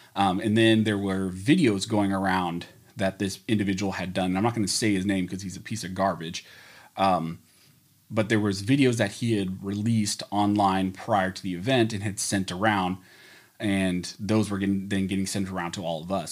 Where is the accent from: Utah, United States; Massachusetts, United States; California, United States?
California, United States; also born or lived in Pennsylvania; where I grew up in California, where we only had indoor ranges